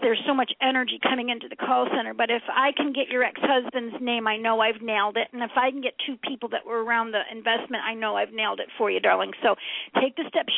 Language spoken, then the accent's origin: English; Binghamton, New York, United States; moved away; also born or lived in Boca Raton, Florida; I'm from upstate New York, actually, Binghamton